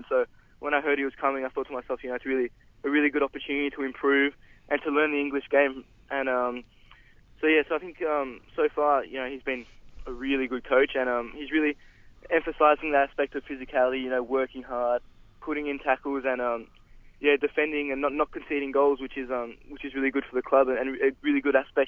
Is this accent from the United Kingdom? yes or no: no; Melbourne, Victoria, Australia; also born or lived in Paris, France / Adelaide; since then we've been living in Melbourne